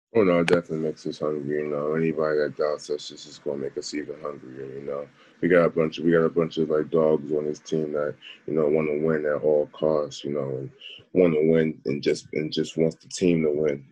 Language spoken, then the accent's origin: English; Charlotte, North Carolina, United States; also born or lived in Baltimore; I was born in Charlotte, so I knew Charlotte my whole life